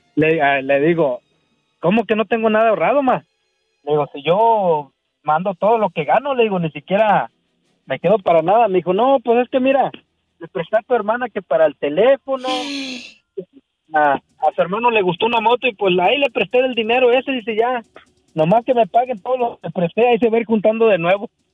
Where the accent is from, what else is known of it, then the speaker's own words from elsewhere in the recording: Veracruz, Mexico; now in United States; soy de Veracruz